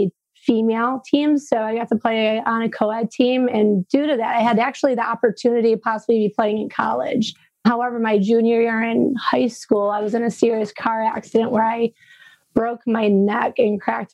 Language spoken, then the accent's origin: English; Frankenmuth, Michigan, United States